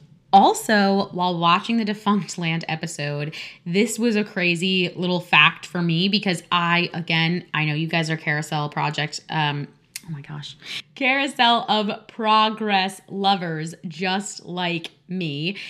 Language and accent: English; New Jersey near New York, United States; Maybe that's because I'm from New York and I like, you know, I'm from New Jersey near New York and I'm from, you know, the Disney community